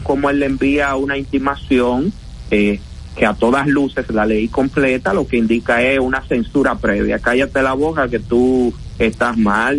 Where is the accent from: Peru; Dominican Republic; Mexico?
Dominican Republic; en nuestro país nosotros tenemos que ser burlados como dominicanos